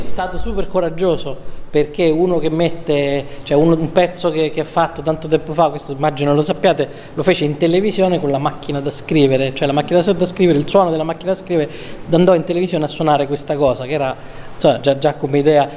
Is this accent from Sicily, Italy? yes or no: no; Perugia, Umbria, Italy; now in Milan, Italy; Perugino di sopra